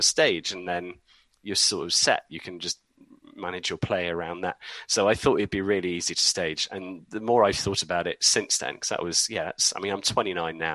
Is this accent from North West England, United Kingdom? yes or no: no; Leeds, Yorkshire and the Humber, United Kingdom; moved away as an adult; now in Oxfordshire, United Kingdom; I'm from Leeds originally, I live down in Oxfordshire now